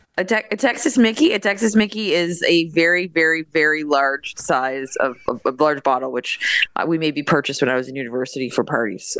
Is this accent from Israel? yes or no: no; Canada; as a Canadian